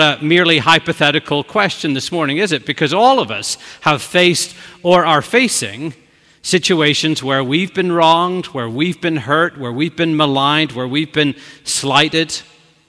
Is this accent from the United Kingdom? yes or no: yes; Belfast, Northern Ireland, United Kingdom; moved away as an adult; now in New York, United States; old high school friends from long ago in Belfast